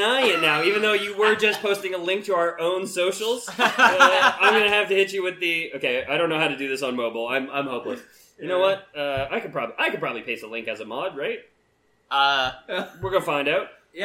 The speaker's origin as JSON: {"language": "English", "country": "Canada", "said": "we are from Canada"}